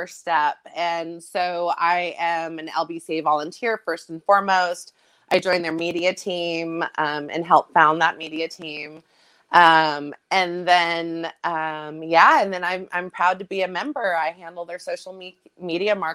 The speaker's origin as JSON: {"language": "English", "area": "Bay Area", "region": "California", "country": "United States", "tie": "born or raised there", "moved": "yes", "lives_now": "Long Beach, United States", "said": "I was homeless and in juvenile halls and group homes growing up in the Bay Area."}